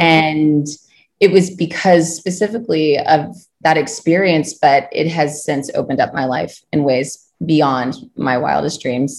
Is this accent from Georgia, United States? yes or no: no; Kentucky, United States; moved away as an adult; also born or lived in Ohio / New York; So I am originally from Kentucky. I grew up on a farm there